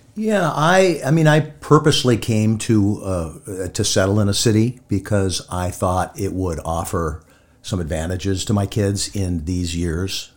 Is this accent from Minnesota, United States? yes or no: yes; Hibbing, Minnesota, United States; moved away; growing up in Hibbing